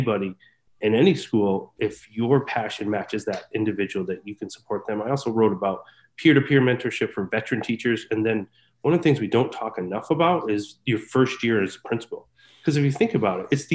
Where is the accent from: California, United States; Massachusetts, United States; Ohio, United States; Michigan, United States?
Massachusetts, United States; also born or lived in Pittsfield, Massachusetts / Springfield, Massachusetts / Boston, Massachusetts; I am from Massachusetts, and I work in Leicester, Massachusetts